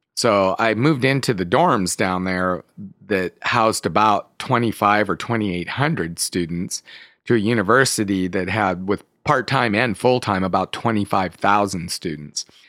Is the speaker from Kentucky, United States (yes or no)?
no; Escalon, California, United States; I grew up in the Central Valley of California, so outside of the town of Modesto, in a little town called Escalon